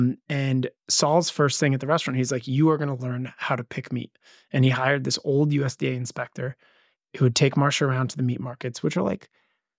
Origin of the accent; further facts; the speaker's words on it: Asbury Park, New Jersey, United States; I grew up in Asbury.